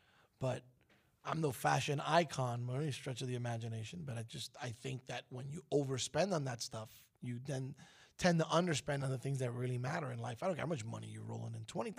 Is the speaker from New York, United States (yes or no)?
yes; New York City, New York, United States; I grew up in Brooklyn, man